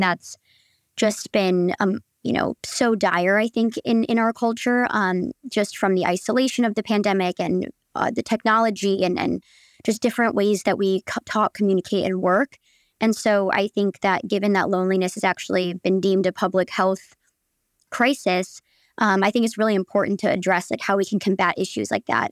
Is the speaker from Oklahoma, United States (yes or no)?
no; Michigan, United States; moved away as an adult; also born or lived in Chicago; now in New York, United States; from Michigan, but went to school in Chicago